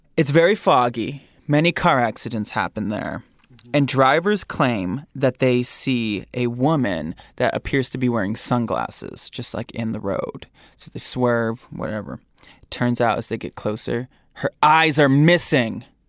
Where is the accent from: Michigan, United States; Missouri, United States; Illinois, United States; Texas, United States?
Michigan, United States; Grand Rapids; my hometown, in Michigan